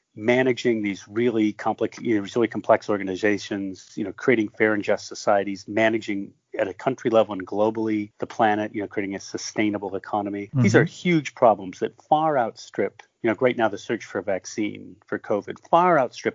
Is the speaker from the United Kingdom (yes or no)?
no; Michigan, United States; I grew up in Michigan.